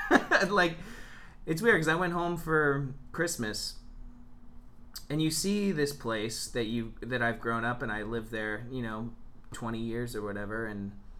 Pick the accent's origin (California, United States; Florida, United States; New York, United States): Florida, United States; Vero Beach; now in Chicago, United States; my mom grew up in my hometown, Vero Beach, where I'm from. I'm actually fourth generation Vero Beach.